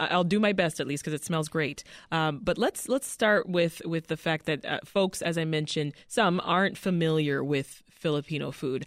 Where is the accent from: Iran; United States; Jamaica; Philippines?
Jamaica; I'm from Jamaica specifically